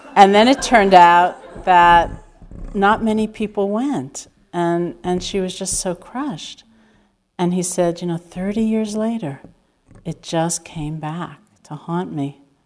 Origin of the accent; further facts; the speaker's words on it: New York, United States; I am completely a New Yorker